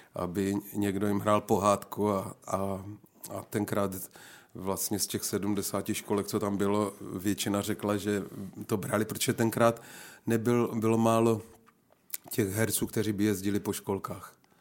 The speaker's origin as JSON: {"language": "Czech", "town": "Napajedla", "region": "Zlín Region", "country": "Czechia", "tie": "born or raised there", "also_born_or_lived": "Rožnov pod Radhoštěm / Wallachia", "moved": "as an adult", "lives_now": "České Budějovice, Czech Republic", "said": "jsem se narodil v Napajedlích, to je mezi Uherským ano. a Zlínem. Tak tam jsem vyrůstal do 15 let"}